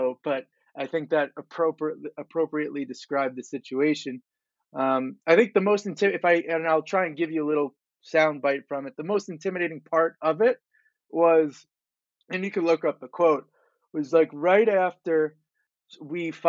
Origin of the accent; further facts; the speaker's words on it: Long Island, New York, United States; I'm from Long Island